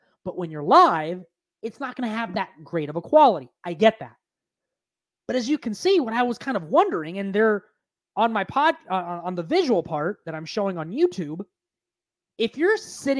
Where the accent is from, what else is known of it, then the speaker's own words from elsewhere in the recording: West Coast, Bay Area, California, United States; I'm a millennial. I grew up on hip hop. Some of my favorite artists, I'm from the West Coast, Bay Area influence … old school.